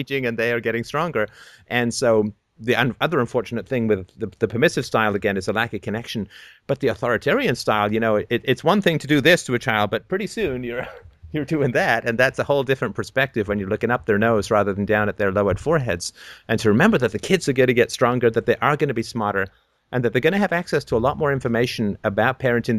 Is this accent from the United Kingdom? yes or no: yes; England, United Kingdom; when I was growing up in England